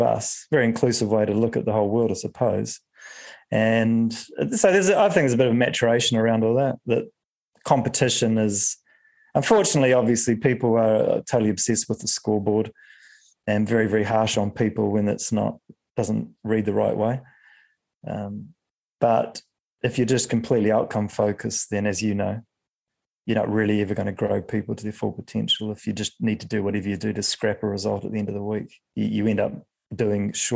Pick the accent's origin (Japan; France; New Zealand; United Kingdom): New Zealand; I grew up as a Kiwi